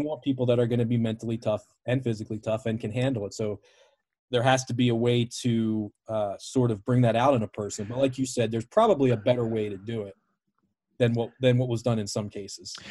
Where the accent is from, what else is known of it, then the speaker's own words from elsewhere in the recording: Baltimore, Maryland, United States; I grew up in Baltimore, an old W W F city